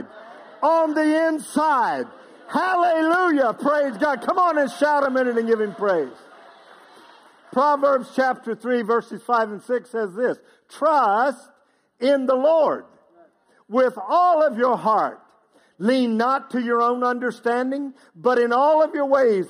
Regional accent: Outer Banks of North Carolina, United States; moved away; I grew up on the Outer Banks of North Carolina.

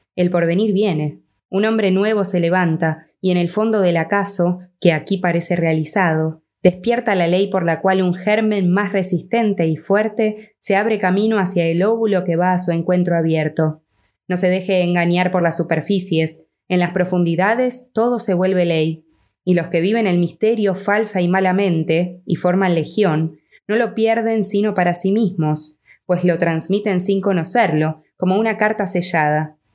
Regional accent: Argentina; yo soy de Argentina

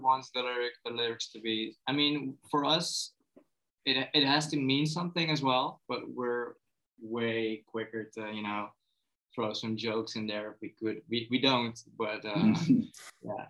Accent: Netherlands; as a Dutchman

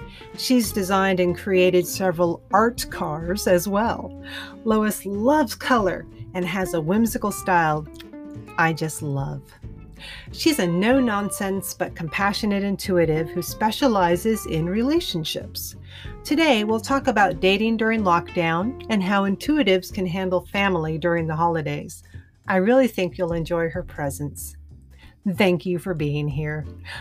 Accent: Austin, Texas, United States; my hometown of Austin, Texas

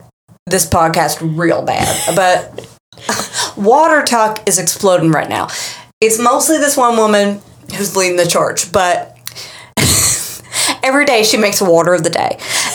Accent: Austin, Texas, United States; born there; So, listen, I was born in Austin, Texas. There were no drugs.

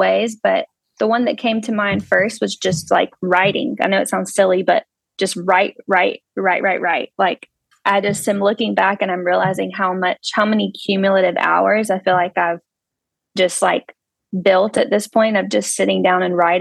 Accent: Anderson, South Carolina, United States; I'm from Anderson, South Carolina, where we currently reside

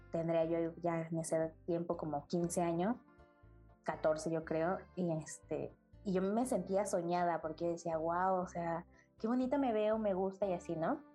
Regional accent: State of Mexico, Mexico; now in Mexico City, Mexico; yo nací en el Estado de México, actualmente vivo en la Ciudad de México

